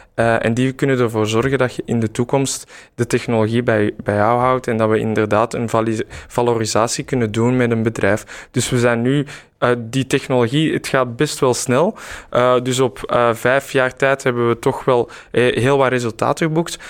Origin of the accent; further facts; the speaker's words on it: Mechelen, Flanders, Belgium; moved away as an adult; also born or lived in Brussels; mijn roots liggen eigenlijk in Mechelen. Dus eh, ik ben teruggekeerd